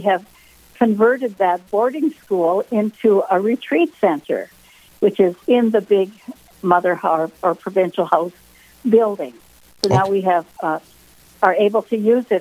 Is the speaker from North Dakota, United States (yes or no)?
yes; Flasher, North Dakota, United States; now in Rugby, United States; I'm a North Dakota girl. I grew up in Flasher, North Dakota, on a farm